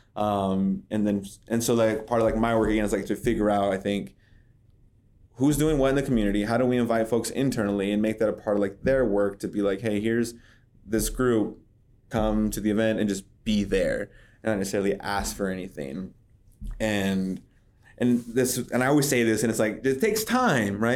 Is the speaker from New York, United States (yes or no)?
no; Madras, Oregon, United States; also born or lived in Redmond, Oregon / San Francisco / North Dakota; now in Bend, United States; I grew up in this area. So, I'm from Madras, graduated as a white buffalo, right, born in Redmond.